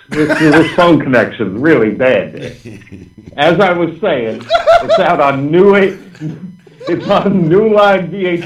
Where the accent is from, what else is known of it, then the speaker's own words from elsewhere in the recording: London, United Kingdom; I'm from London. I was born in London.